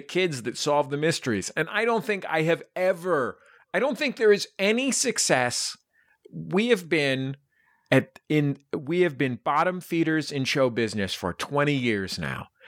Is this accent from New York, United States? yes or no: no; Bay Area, California, United States; I grew up in the Bay Area